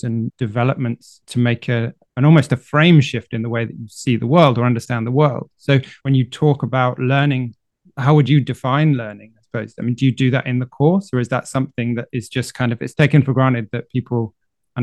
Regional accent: United Kingdom; now in France; living in France as a British person

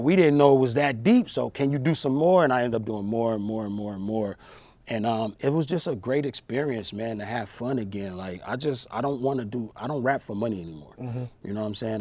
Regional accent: Long Beach, California, United States; I grew up in Long Beach, California.

